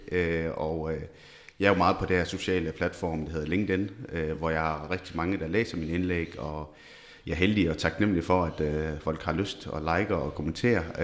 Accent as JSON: {"language": "Danish", "town": "Esbjerg", "region": "Southern Denmark", "country": "Denmark", "tie": "born or raised there", "said": "født og opvokset i Esbjerg"}